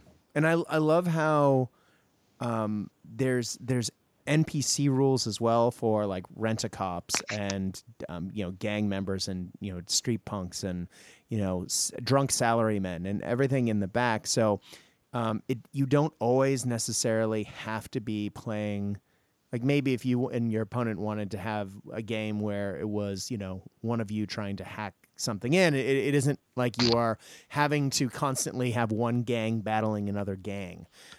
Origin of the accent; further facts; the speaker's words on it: Tokyo, Japan; also born or lived in Hong Kong; I grew up in Japan in the 80s and I used to go shopping in Hong Kong, you know, to buy all my clothes. And so between Tokyo and Hong Kong, I grew up in the land of neon.